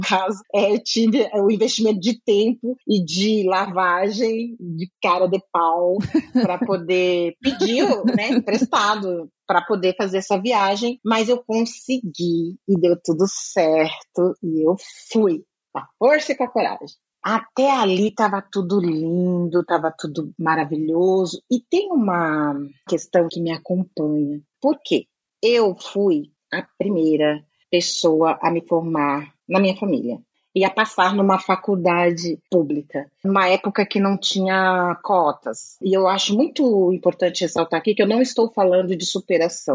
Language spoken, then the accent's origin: Portuguese; Brazil; moved away as an adult; now in Netherlands; hoje eu moro na Holanda. sou brasileira e tudo mais, mas hoje eu moro na Holanda